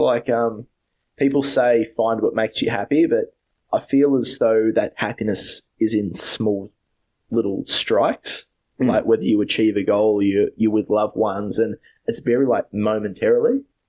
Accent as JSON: {"language": "English", "town": "Stanhope", "region": "Victoria", "country": "Australia", "said": "I'm from Stanhope originally."}